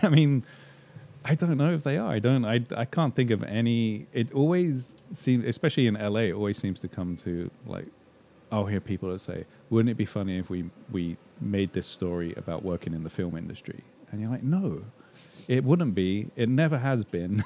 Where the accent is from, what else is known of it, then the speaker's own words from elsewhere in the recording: England, United Kingdom; moved away; growing up in England in the seventies